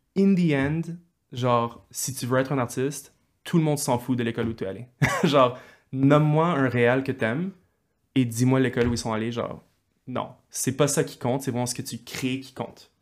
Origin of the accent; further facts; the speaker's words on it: Montreal, Quebec, Canada; je suis né à Montréal et je suis allé au secondaire avec toi, Paul, Collège de Montréal